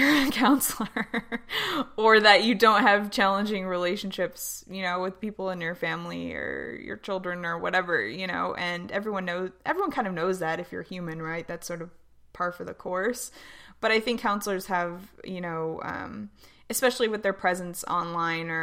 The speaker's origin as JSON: {"language": "English", "region": "Tennessee", "country": "United States", "tie": "born or raised there", "said": "growing up in Tennessee in the South"}